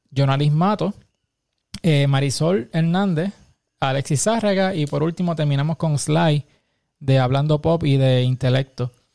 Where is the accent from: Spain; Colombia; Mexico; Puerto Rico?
Puerto Rico; Como, como boricuas